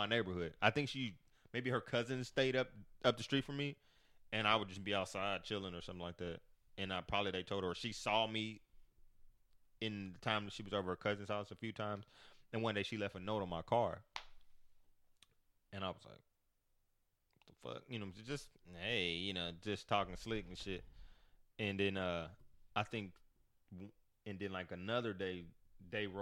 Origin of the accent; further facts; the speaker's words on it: Kansas City, United States; I'm from Kansas City